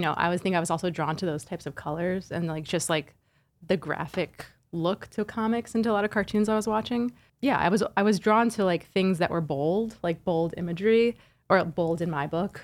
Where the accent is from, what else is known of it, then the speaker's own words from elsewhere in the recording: central suburban New Jersey, United States; also born or lived in Flushing, Queens, New York; we moved to central suburban New Jersey when I was, like, three or four. My dad got a job as a engineering professor at Rutgers, and, yeah, so I kinda grew up in the suburbs